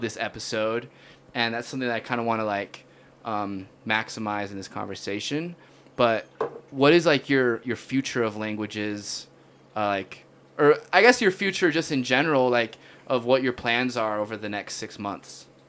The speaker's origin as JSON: {"language": "English", "region": "Utah", "country": "United States", "tie": "born or raised there", "said": "my whole life growing up in Utah"}